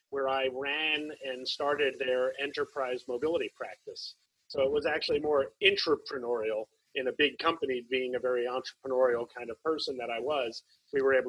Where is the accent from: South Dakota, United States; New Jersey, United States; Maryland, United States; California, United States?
New Jersey, United States; moved away as an adult; also born or lived in New York; now in Berkeley, United States; I grew up in New York, New Jersey area, mostly grew up in Jersey, born in New York, mostly grew up in Jersey